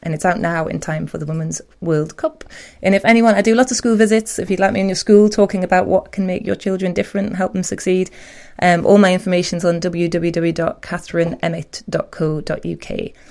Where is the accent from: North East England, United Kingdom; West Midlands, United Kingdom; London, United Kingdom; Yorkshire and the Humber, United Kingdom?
North East England, United Kingdom; Newcastle upon Tyne; I'm proud Geordie